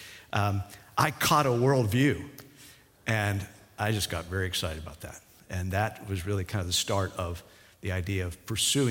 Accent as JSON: {"language": "English", "town": "Pittsburgh", "region": "Pennsylvania", "country": "United States", "tie": "born or raised there", "also_born_or_lived": "Washington, D.C.", "moved": "yes", "said": "I grew up in the Pittsburgh area"}